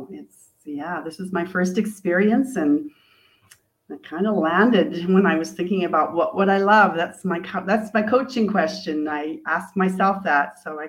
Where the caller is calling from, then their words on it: Ajijic, Jalisco, Mexico; I am zooming in from Mexico, Ajica.